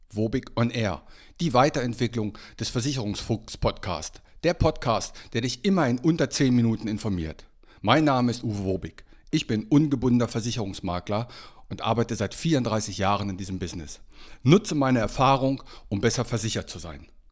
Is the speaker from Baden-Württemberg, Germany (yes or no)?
no; Einbeck, Lower Saxony, Germany; now in Meldorf, Germany; meine alte Heimatstadt, meine alte Heimatstadt ist betroffen, Einbeck